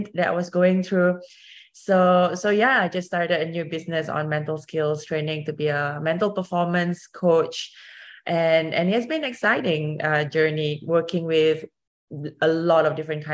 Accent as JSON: {"language": "English", "country": "Singapore", "moved": "as an adult", "lives_now": "United States", "said": "I used to row for my home country of Singapore. I was the first Singaporean rower"}